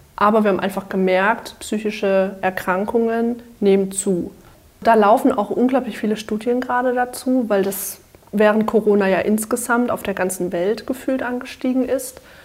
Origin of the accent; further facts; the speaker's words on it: Dörzbach, Baden-Württemberg, Germany; ich komme aus Dörzbach, das ist ein kleines Dörfchen zwischen Schwäbisch Hall und Heilbronn